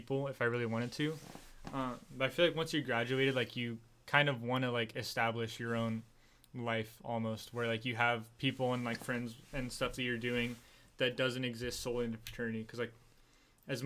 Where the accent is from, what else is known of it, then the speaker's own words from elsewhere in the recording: San Diego, California, United States; now in Orange County, United States; I'm from San Diego, and I'm still friends with a lot of guys down there